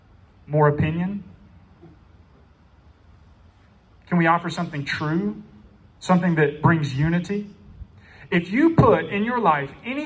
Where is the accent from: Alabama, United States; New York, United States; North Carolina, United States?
North Carolina, United States; Newland; I'm from Newland, which means that I don't live on 3 Mile like Andrew.